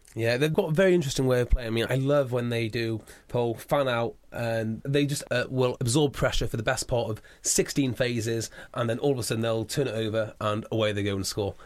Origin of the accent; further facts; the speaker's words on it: Wales, United Kingdom; being a Welshman myself